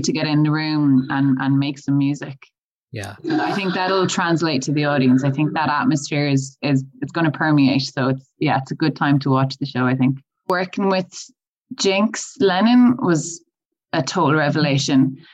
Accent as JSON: {"language": "English", "town": "Galway", "region": "Connacht", "country": "Ireland", "moved": "yes", "said": "I'm originally from Galway"}